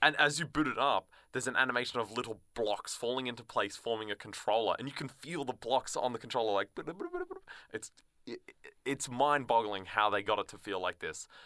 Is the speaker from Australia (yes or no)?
yes; Australia; as an Australian